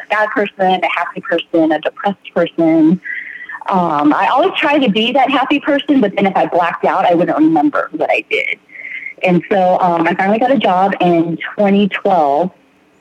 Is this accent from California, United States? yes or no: yes; San Diego, California, United States; I am from San Diego, California.